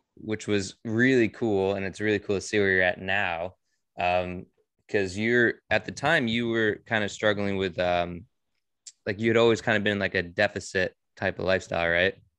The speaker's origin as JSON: {"language": "English", "town": "Monroe", "region": "Connecticut", "country": "United States", "tie": "born or raised there", "also_born_or_lived": "Bridgeport, Connecticut", "said": "I was born in Bridgeport, um, and I lived in Monroe um, my whole life."}